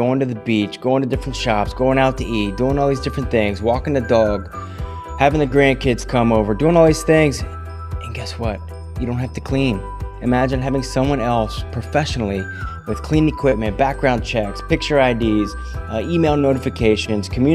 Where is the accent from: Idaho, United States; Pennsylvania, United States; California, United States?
Pennsylvania, United States; also born or lived in Las Vegas, Nevada; now in Lewes, Delaware, United States; I grew up kind of Pennsylvania